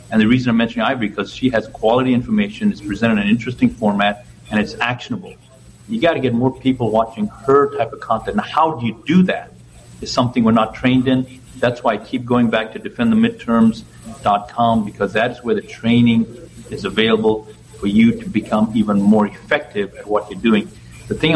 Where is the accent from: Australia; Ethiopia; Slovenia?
Ethiopia; born there; moved away; also born or lived in Zambia / Zimbabwe; I was born in Ethiopia. That country was okay, not great, but it was okay.